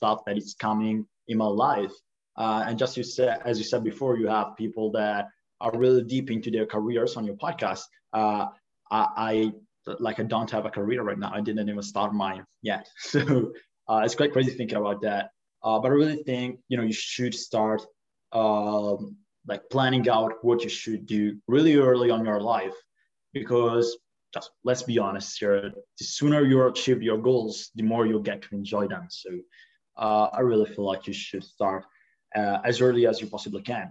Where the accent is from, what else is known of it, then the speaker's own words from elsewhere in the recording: Italy; I'm from Italy.